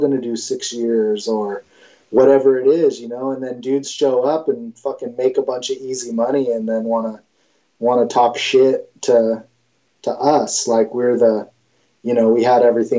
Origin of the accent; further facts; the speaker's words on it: Mendocino, California, United States; the dude who just fucking grew up with everything because I was from Mendo